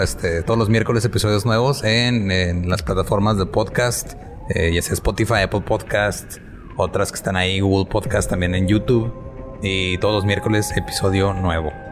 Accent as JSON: {"language": "Spanish", "region": "northern Mexico", "country": "Mexico", "said": "como decimos acá específicamente en el norte de México"}